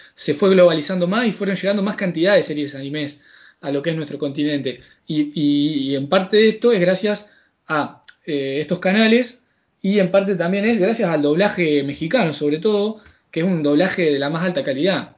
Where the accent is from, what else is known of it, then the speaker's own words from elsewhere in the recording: Argentina; yo ya saben que soy argentino